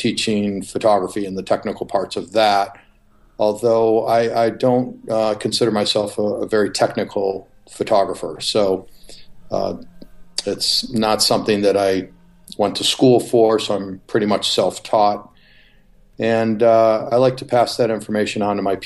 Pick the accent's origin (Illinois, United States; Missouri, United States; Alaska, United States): Illinois, United States; Chicago; moved away; also born or lived in Newport Beach, California; Chicago, my hometown.